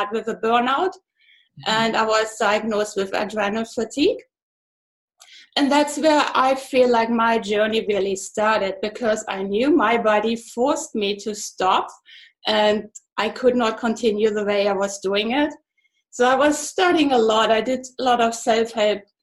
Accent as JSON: {"language": "English", "area": "east part of Germany", "region": "eastern Germany", "country": "Germany", "tie": "born or raised there", "second_language": "English", "moved": "as an adult", "said": "I'm German. I was born in Germany, actually in the east part of Germany."}